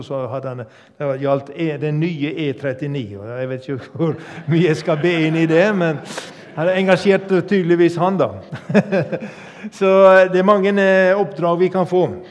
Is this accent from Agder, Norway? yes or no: no; Sogn, Vestland, Norway; also born or lived in Yndesdal; now in Tysvær, Norway; Opprinnelig kom jeg fra Sogn